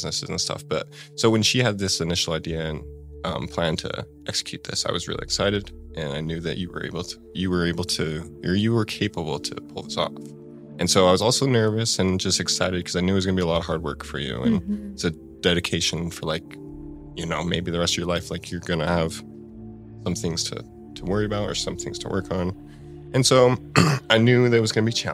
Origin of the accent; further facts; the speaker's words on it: Blackfoot, Idaho, United States; also born or lived in Riverton, Idaho / Twin Falls, Idaho; I loved growing up in Blackfoot